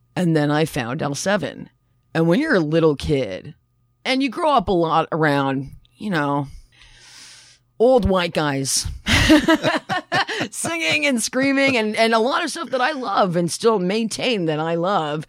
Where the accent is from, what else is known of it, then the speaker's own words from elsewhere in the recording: Toronto, Ontario, Canada; also born or lived in Barrie; I'm from Toronto, too.